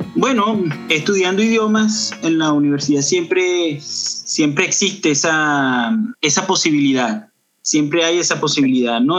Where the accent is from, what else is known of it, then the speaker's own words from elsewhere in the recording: Los Teques, Miranda, Venezuela; moved away as an adult; also born or lived in Caracas, Venezuela; now in Canada; yo nací en, Caracas, pero me crié en una ciudad que está al sur de Caracas, llamada Los Teques